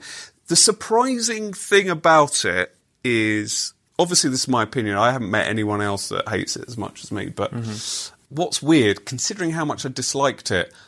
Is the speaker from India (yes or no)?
no; United Kingdom; as British people